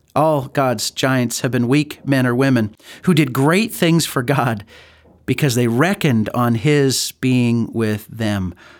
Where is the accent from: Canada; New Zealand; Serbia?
Canada; Calgary, Alberta; growing up in Calgary